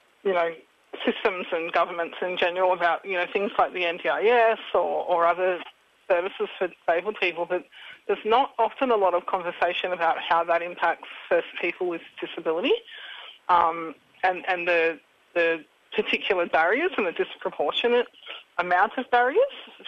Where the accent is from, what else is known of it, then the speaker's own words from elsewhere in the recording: Taree, New South Wales, Australia; now in northern New South Wales, Australia; I grew up on Biripi country in Taree, and I'm currently living on Bundjalung land up in northern New South Wales.